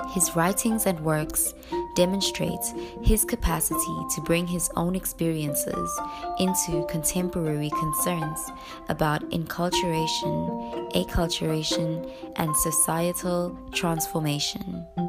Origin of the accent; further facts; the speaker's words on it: South Africa; I'm I'm coming from South Africa